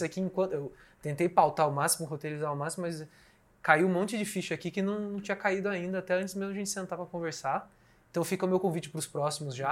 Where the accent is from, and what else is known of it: Brazil